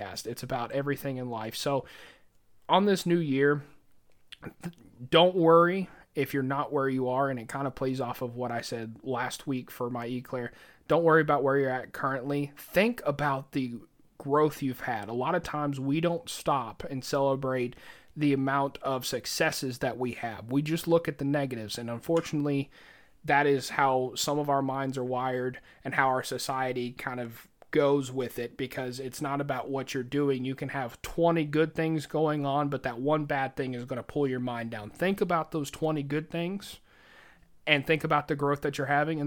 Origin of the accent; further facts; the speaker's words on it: the South, United States; We're both from the South